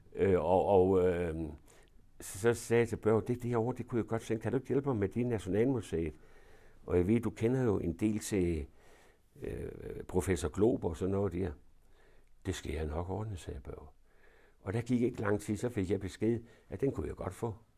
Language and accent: Danish; Denmark; der blev jeg så født. Og det var i, ude på, i Svandomsgade